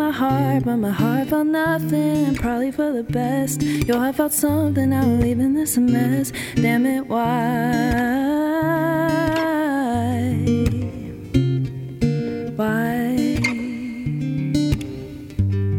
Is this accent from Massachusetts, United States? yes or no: yes; Boston, Massachusetts, United States; moved away as an adult; now in Nashville, United States; I'm from Boston, Massachusetts. Since the last time I've been here, I'll say I moved to Nashville